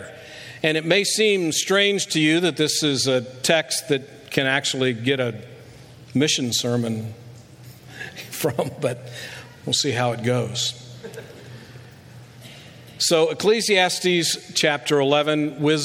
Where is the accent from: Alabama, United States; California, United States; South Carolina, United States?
Alabama, United States; now in Dallas, Pennsylvania, United States; I'm from Alabama